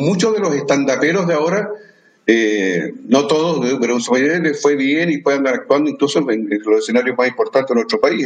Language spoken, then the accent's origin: Spanish; Chile; como ciudadano chileno